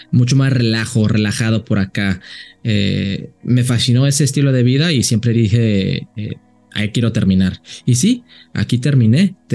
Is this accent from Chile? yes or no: no; Jalisco, Mexico; mis papás son uno de los altos de Jalisco y aprendí mucho de, mi familia, de donde soy, eh, eh, de la cultura de, vivir eh, en, esa área de, Jalisco.